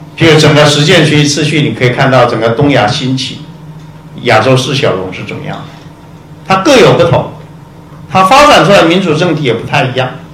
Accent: Taiwan; 我们台湾人

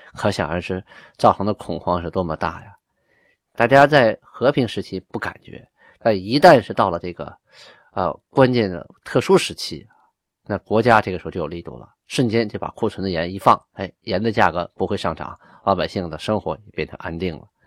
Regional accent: Shenyang, Liaoning, China; 因为我家就在混合边上，从小在那长大的，就在沈阳城东，在沈阳东边实力低，大概就是现在东塔，东塔机场左右的位置啊

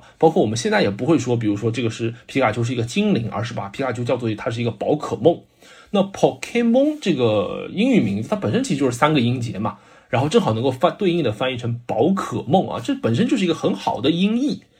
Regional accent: China; 如果用我们中国人翻译当中讲究的信达雅来说的话，我觉得基本都符合的啊。

